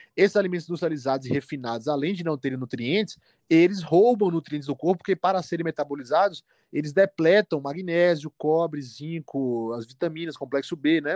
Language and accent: Portuguese; Salvador, Bahia, Brazil; moved away as an adult; now in Belo Horizonte, Brazil; atendo em Salvador, que é minha cidade natal